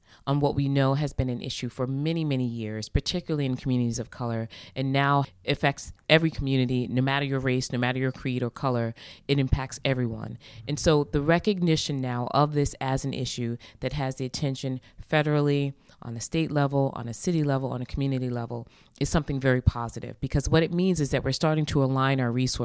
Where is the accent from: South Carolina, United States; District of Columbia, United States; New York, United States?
New York, United States; Long Island; now in Boston, United States; She and my father really created an amazing home for us as a family growing up in Long Island, New York